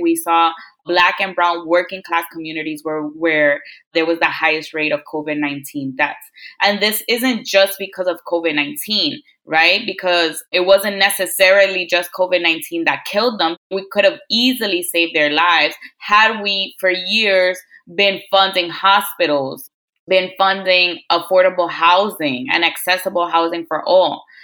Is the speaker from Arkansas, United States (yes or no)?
no; New York City, New York, United States; I'm also born and raised in Queens, New York